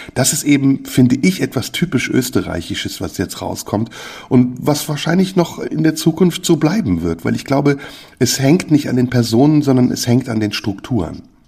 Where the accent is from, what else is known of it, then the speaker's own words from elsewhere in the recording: Germany; also born or lived in Turkey; bei uns in Deutschland